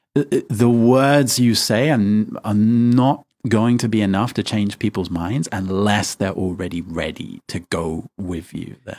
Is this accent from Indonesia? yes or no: no; United Kingdom; I, am British